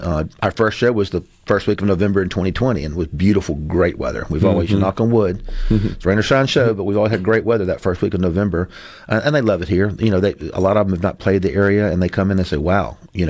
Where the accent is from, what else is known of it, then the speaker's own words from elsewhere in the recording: Jackson, Mississippi, United States; I'm born and raised in Jackson, love this market